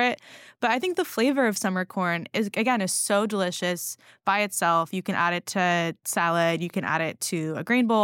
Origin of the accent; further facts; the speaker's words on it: California, United States; now in New York, United States; I grew up in California eating strawberries